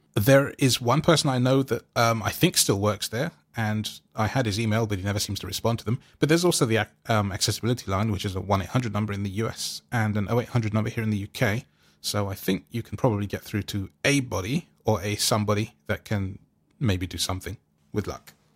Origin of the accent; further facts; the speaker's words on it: London, United Kingdom; I'm from London